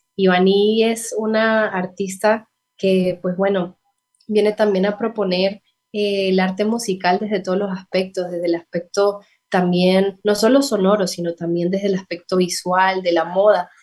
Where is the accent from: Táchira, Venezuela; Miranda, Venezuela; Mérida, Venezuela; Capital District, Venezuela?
Táchira, Venezuela; San Cristóbal; moved away as an adult; now in Bucaramanga, Colombia; Yo soy de San Cristóbal, eso es una ciudad que queda muy cercana a la frontera con Colombia.